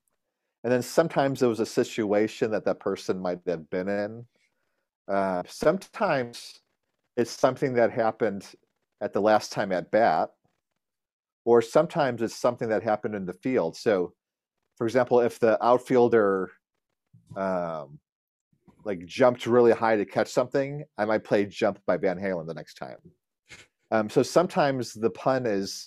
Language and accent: English; Chicago, Illinois, United States; moved away; I grew up in Chicago